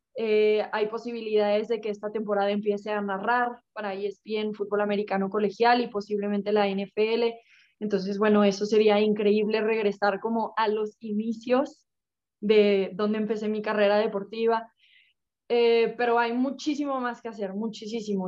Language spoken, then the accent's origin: Spanish; Mexico; somos cinco mexicanas Así que también estoy contenta de poder representar a México